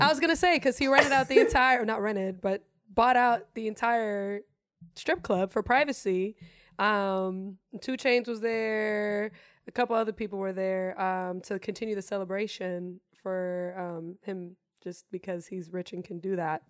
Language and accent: English; Germany; English is a second language; now in United States; I'm German, born and raised in Germany. English is my second language.